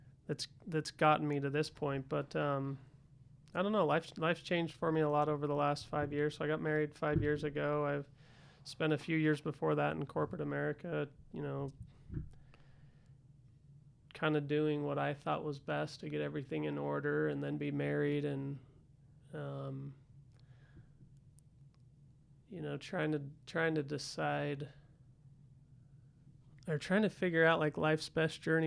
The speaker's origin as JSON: {"language": "English", "town": "Salt Lake City", "region": "Utah", "country": "United States", "tie": "born or raised there", "also_born_or_lived": "California", "said": "I was born in Salt Lake City. And, I guess lived here for a few years"}